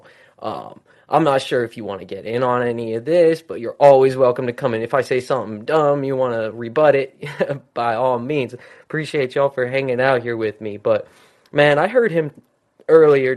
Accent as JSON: {"language": "English", "town": "Salt Lake City", "region": "Utah", "country": "United States", "tie": "born or raised there", "said": "my hometown, which was a little small town in Utah called Salt Lake City."}